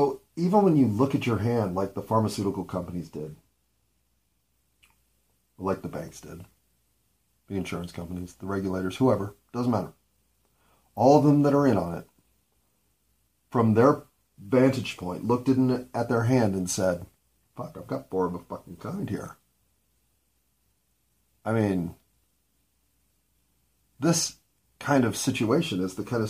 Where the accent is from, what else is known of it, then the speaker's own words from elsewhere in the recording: United States; I'm an American